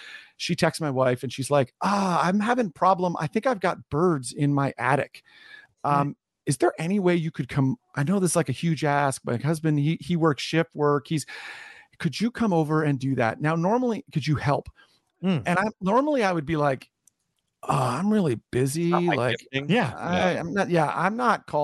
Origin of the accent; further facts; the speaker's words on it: Canada; also born or lived in New Jersey; I'm born and raised in Canada, worked here a bunch, have spent a lot of time in the States.